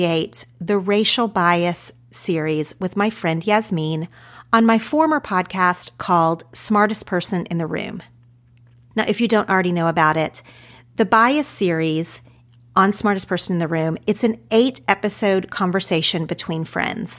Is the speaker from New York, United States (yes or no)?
no; Ardmore, Oklahoma, United States; accent: Oklahoma; moved away as an adult; also born or lived in Madill, Oklahoma; now in Los Angeles, United States; I grew up in small town Oklahoma. Technically, for most of my childhood, I lived in a small town called Medill, population 4,000.